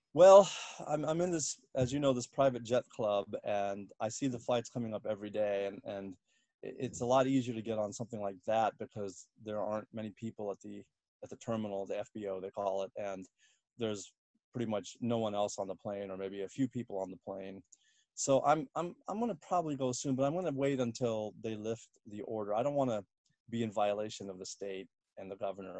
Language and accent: English; Washington, District of Columbia, United States; moved away as an adult; also born or lived in Bloomington, Indiana / Southern California / Northern California; now in New York, United States; I was born in Bloomington, Indiana, but grew up mostly in uh, the Washington D.C. area